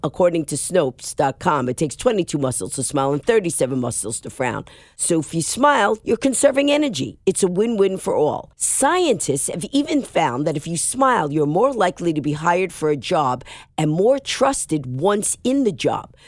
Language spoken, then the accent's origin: English; New York, United States; I'm a New Yorker